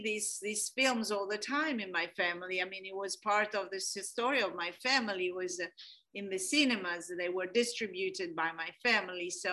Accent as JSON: {"language": "English", "town": "Florence", "region": "Tuscany", "country": "Italy", "tie": "born or raised there", "said": "I come from Florence, Tuscany, from a very ancient family that grew up all in Florence, Tuscany"}